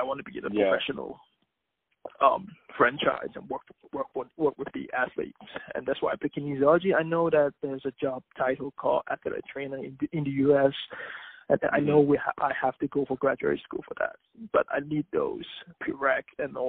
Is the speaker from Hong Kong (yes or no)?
yes; Hong Kong; we don't call ourselves Chinese. We prefer telling people, I'm a Hong Konger or I'm from Hong Kong.